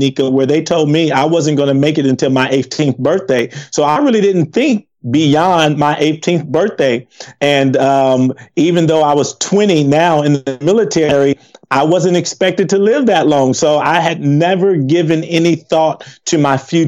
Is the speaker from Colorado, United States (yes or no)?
no; Compton, California, United States; moved away as an adult; we grew up in Compton, growing up in a gang.